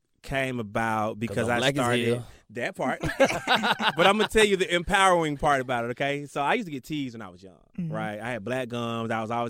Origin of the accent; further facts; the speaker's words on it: Decatur, Georgia, United States; I grew up on the east side.